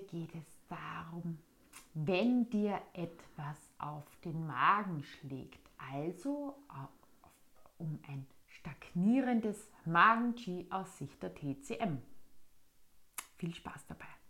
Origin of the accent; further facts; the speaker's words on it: Austria; bei uns in Österreich